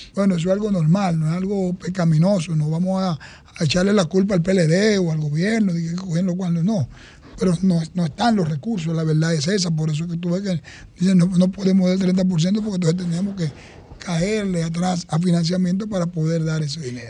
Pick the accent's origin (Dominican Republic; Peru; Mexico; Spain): Dominican Republic; Santo Domingo Este, Distrito Nacional; me formé y me eduqué en Santo Domingo Este